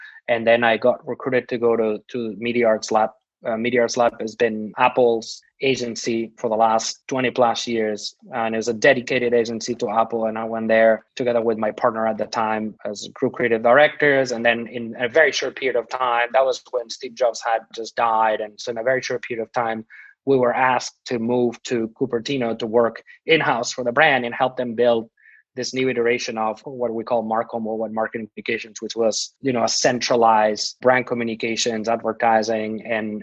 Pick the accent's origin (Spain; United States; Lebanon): Spain; Barcelona, Catalonia; moved away as an adult; also born or lived in Berlin; I'm born and raised in Barcelona